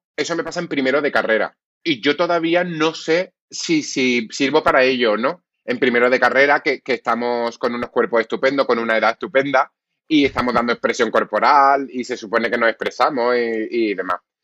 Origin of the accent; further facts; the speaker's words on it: Málaga, Andalusia, Spain; Soy más malagueño que el cenachero. Yo me he criado en el Pimpi. Yo me he criado en esas ferias de Málaga